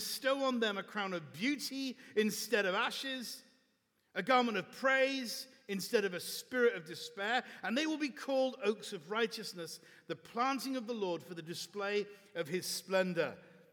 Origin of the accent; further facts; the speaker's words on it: Bath, South West England, United Kingdom; moved away as an adult; now in Chicago, United States; in the wonderful city of Bath. This is my hometown, so it's very, very dear to my heart